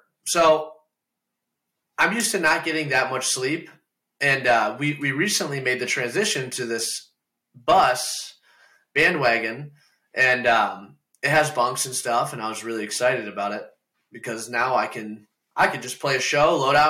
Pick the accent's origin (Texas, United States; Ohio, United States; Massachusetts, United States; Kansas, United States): Ohio, United States; Toledo; I'm from Toledo, Ohio. So we'll be back in Toledo in like a year and a half or so.